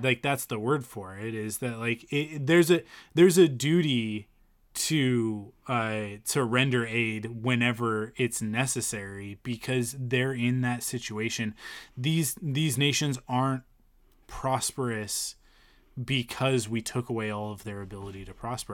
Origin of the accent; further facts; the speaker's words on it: Penticton, British Columbia, Canada; we grew up in Penticton